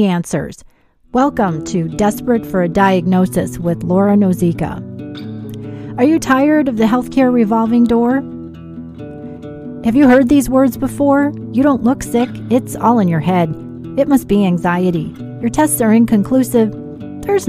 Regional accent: Chicago, Illinois, United States; I'm from Chicago, and I have a long career in healthcare

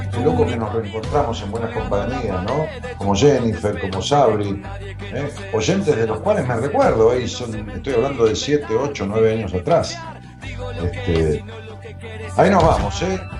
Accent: Santa Fe, Argentina; Sabre de Rosario, claro, soy de Santa Fe, sí, sí.

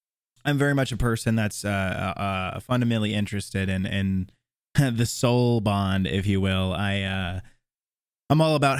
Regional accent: Tallahassee, Florida, United States; also born or lived in Jacksonville; now in Nashville, United States; Born and raised in Tallahassee, and I spent 4 years in Jacksonville, and I just moved to Nashville like 4 months ago or something like that.

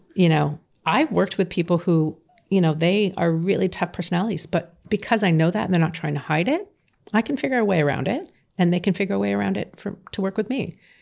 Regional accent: Canada; I'm from Canada

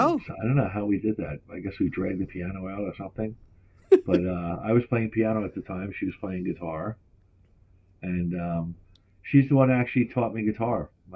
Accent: Long Island, New York, United States; also born or lived in Brooklyn; I grew up in Long Island, yes.

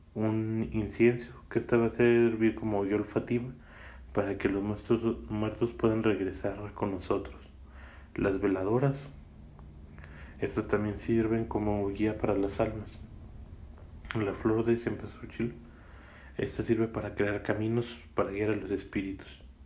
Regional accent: Mexico; aquí en mi país natal, México.

